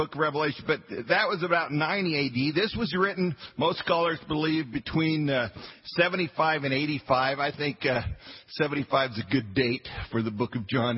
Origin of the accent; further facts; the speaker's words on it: Western Colorado, United States; I was a hick from Western Colorado